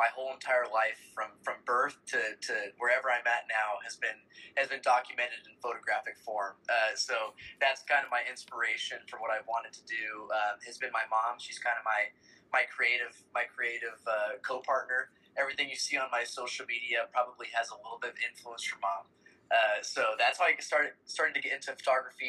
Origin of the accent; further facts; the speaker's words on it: San Diego, California, United States; moved away as an adult; also born or lived in Lawrence, Kansas; now in Kansas, United States; Originally, I am from San Diego, California